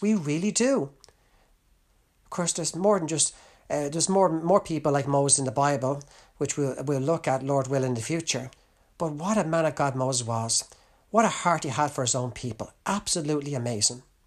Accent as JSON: {"language": "English", "country": "Ireland", "said": "as an Irishman"}